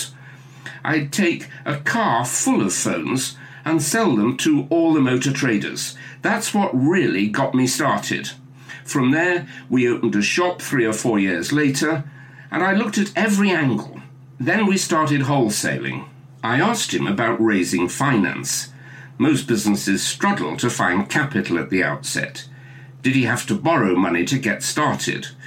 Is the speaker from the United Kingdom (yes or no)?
yes; Staffordshire, West Midlands, United Kingdom; I have an affection for Staffordshire. My mother came from there, and it's where I was born